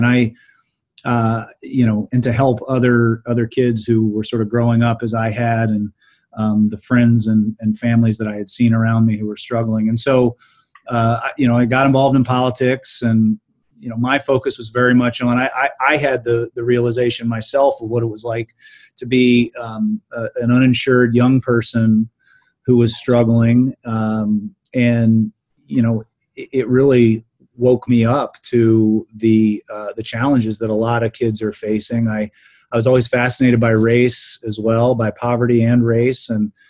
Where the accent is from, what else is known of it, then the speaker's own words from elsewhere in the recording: Mid-Ohio Valley, United States; So I grew up in in the Mid Ohio Valley, and families from West Virginia, and saw a lot of poverty.